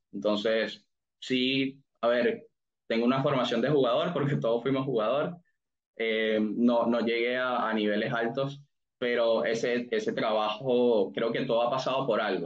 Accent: Venezuela; moved away as an adult; now in United States; yo soy de Venezuela, tengo ya seis años en Estados Unidos

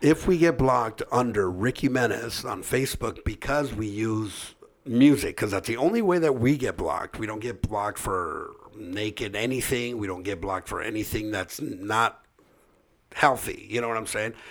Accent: Orange County, California, United States; we grew up here in Orange County

